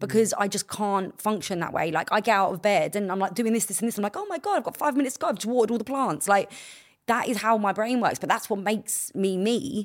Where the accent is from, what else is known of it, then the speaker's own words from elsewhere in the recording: London, United Kingdom; I got to grow up in a place where, like, we all hung around on the estates